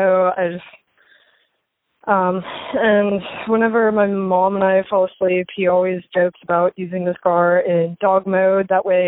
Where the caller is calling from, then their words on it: Pike Road, Alabama, United States; calling back from Pike Road, Alabama.